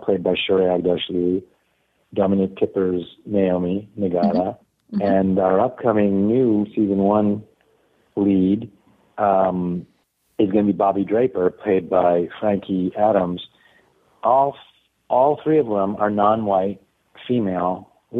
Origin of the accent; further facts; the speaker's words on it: Canada; Being Canadian